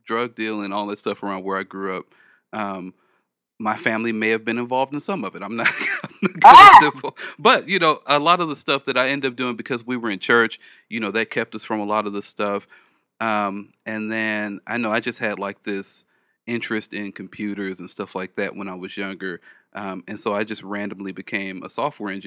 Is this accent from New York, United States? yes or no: no; Los Angeles, California, United States; I grew up in South Central